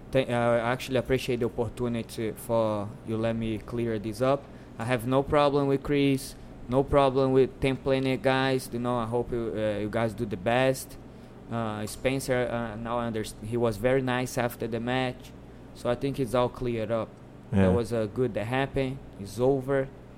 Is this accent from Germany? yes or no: no; Brazil; moved away; But I came in like higher belt than him when I came from Brazil.